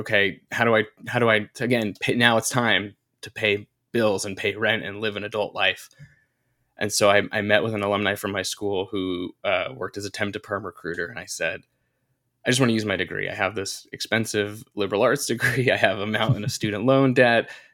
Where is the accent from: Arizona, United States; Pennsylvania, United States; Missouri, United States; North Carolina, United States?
North Carolina, United States; grew up in North Carolina. I went to college in North Carolina